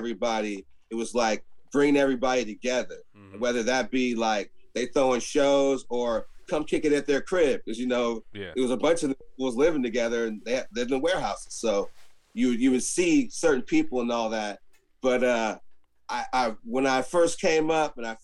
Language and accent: English; Alameda, California, United States; born or raised there; also born or lived in Oakland